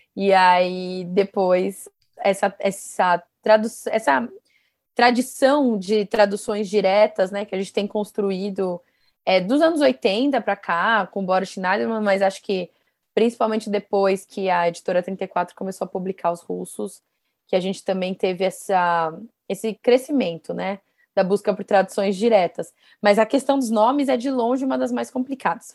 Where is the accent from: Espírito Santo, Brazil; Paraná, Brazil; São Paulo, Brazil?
São Paulo, Brazil; Guarulhos; eu sou de Guarulhos, né, uma cidade aqui ao lado de São Paulo